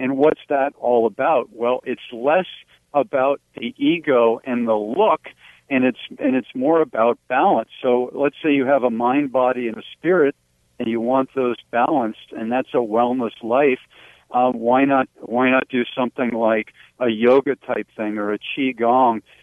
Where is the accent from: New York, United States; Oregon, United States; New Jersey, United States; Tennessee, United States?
New Jersey, United States; about age six, growing up in New Jersey